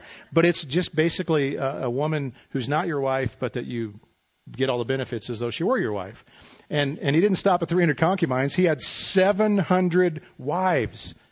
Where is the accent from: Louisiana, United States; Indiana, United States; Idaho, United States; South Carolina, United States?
Idaho, United States; moved away; I'm from Idaho. It ain't that great